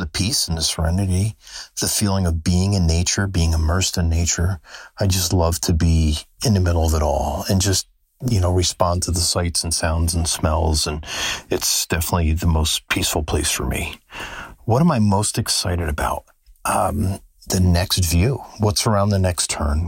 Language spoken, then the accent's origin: English; the Catskills, New York, United States; moved away as an adult; now in Daytona Beach, United States; I'm from the Catskills.